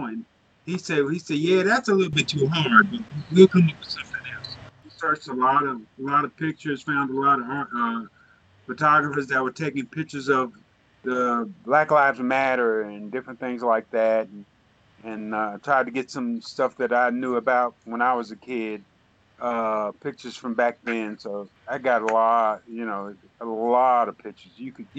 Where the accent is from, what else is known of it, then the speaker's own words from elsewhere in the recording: Newark, New Jersey, United States; moved away; originally I'm from Newark, New Jersey. And so in 67, we had the long, hot summer, you know, where riots and everything was going on.